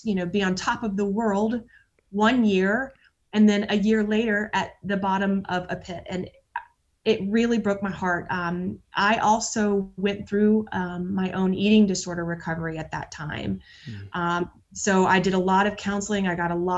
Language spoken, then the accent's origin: English; Atlanta, Georgia, United States; now in Nashville, United States; I'm from Atlanta, Georgia, and moved to Nashville in 1998